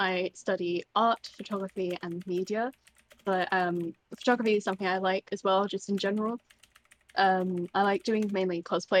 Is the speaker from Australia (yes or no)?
no; United Kingdom; I am British